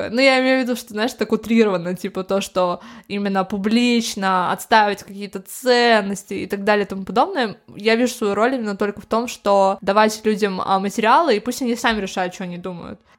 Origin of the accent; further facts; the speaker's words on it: Moscow, Russia; born there; Я в Москве родилась.